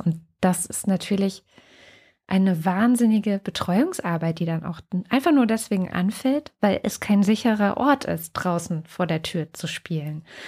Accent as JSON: {"language": "German", "region": "East Germany", "country": "Germany", "tie": "born or raised there", "said": "Ich bin äh, in der DDR aufgewachsen, in dem kleinen Dorf, wo meine Eltern jetzt auch wieder leben"}